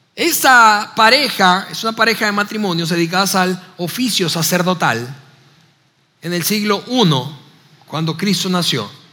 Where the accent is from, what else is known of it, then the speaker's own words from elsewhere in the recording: Venezuela; moved away as an adult; now in Mexico; me encanta la comida de mi país natal, de Navidad